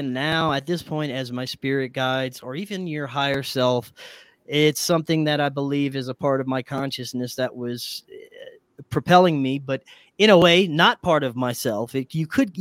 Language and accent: English; Louisiana, United States; my hometown or my home state of Louisiana